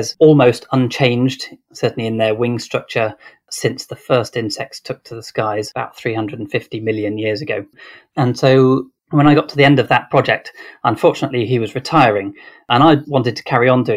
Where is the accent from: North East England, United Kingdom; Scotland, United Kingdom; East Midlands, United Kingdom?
East Midlands, United Kingdom; Grantham; moved away as an adult; also born or lived in Exeter; I grew up in Grantham in Lincolnshire